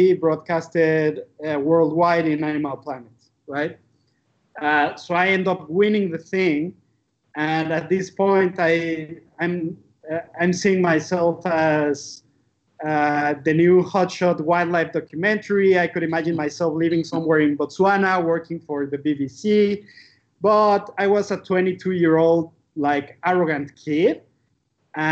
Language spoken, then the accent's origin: English; Mexico City, Mexico; I grew up in Mexico City